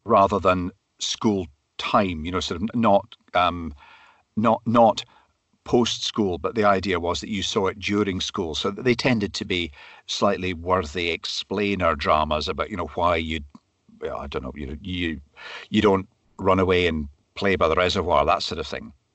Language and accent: English; Glasgow, Scotland, United Kingdom; also born or lived in Perthshire / Speyside; I was born in Glasgow, grew up in the suburbs of Glasgow